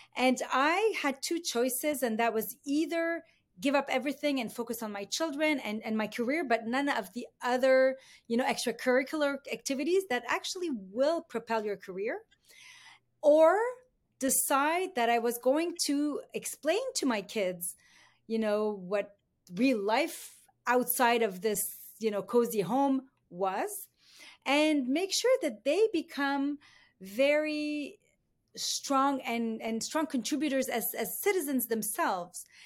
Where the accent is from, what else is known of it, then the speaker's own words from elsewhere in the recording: Beirut, Beirut Governorate, Lebanon; moved away as an adult; now in Canada; I was born in Beirut. I grew up in the Lebanese Civil War.